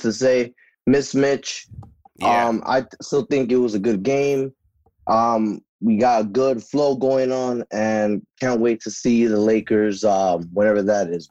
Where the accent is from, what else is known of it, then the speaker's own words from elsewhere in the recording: New York City, New York, United States; now in Philadelphia, United States; calling from Philadelphia, born and raised in Brooklyn